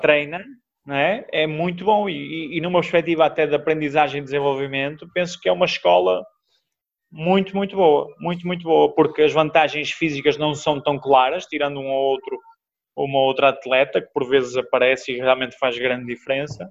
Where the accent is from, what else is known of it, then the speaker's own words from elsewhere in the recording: Braga, Norte, Portugal; eu sou natural de Braga